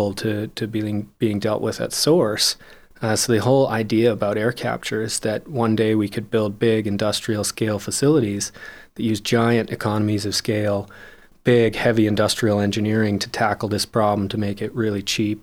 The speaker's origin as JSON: {"language": "English", "town": "Calgary", "region": "Alberta", "country": "Canada", "tie": "born or raised there", "said": "I was born and raised here in Calgary"}